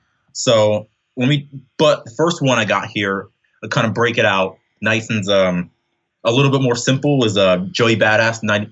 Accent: Pennsylvania, United States; also born or lived in Philadelphia, United States; Right now I'm living right hopping between Roarsford and Philadelphia, Pennsylvania. I'm basically like a Pennsylvania kid. I've lived in a bunch of places in this state.

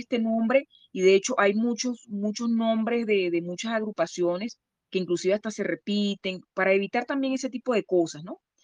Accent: Maracaibo, Zulia, Venezuela; moved away; yo vengo de Maracaibo, Estado Zulia

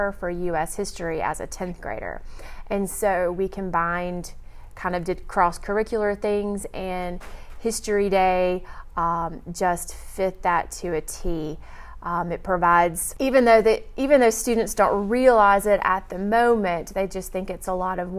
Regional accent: Houston, Texas, United States; moved away; I grew up in Texas

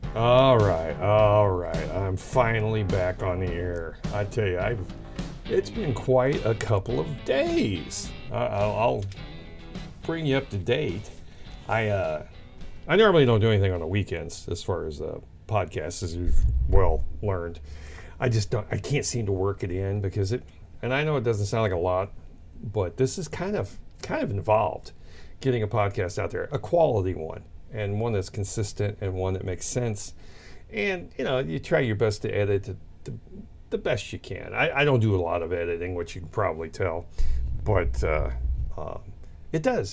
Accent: Sullivan, Missouri, United States; It was a church in Sullivan, Missouri, which is just a few miles past us. It's actually my hometown

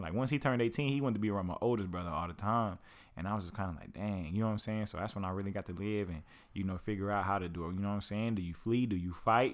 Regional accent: Lawton, Oklahoma, United States; I grew up in Lawton, Oklahoma

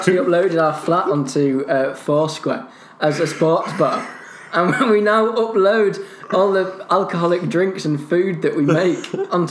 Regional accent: Edmonton, London, United Kingdom; born there; I was born in Edmonton, London's largest Turkish community.

